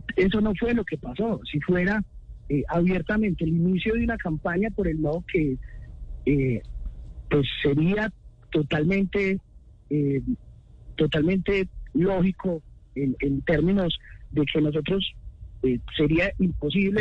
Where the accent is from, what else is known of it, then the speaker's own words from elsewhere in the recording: Medellín, Antioquia, Colombia; Yo también soy de Medellín